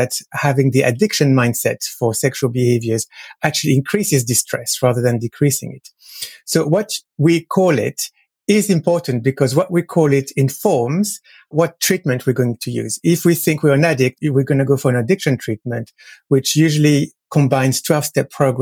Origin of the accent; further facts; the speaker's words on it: France; moved away; I am French. So I grew up in France.